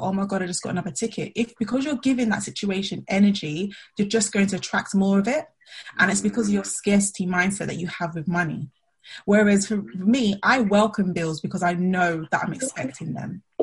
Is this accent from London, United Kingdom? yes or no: yes; London, United Kingdom; I'm from Southeast London